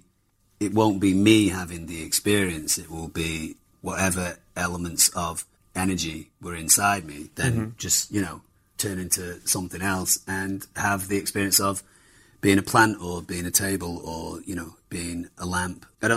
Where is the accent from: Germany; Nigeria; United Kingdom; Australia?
Germany; I do remember my parents dropping my brother and I off at matinees. We grew up in Germany